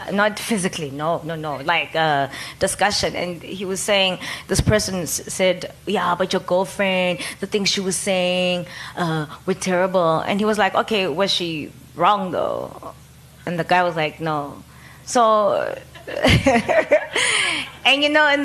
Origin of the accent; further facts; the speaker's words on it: Soweto, Gauteng, South Africa; also born or lived in Cape Town; when I was 13, living in Soweto.